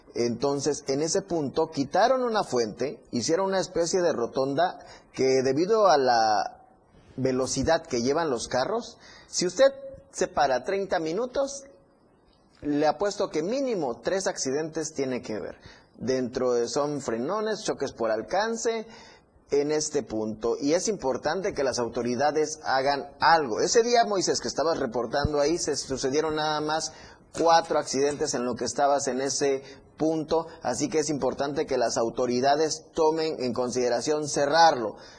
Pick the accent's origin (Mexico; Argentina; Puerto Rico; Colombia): Mexico; Tuxtla Gutiérrez, Chiapas; todos los que vivimos en Tuxla los que somos tuxlecos